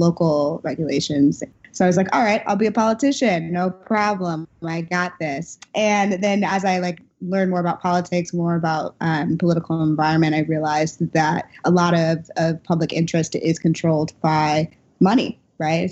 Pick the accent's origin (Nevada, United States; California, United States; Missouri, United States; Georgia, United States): Missouri, United States; St. Louis; moved away; I'm a St. Louis native, grew up in St. Louis, went to college in St. Louis